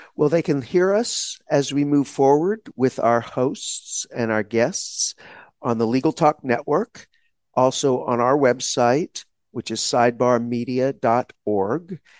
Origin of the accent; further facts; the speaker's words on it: Texas, United States; I grew up in Texas in a small town, during a segregated period of the United States history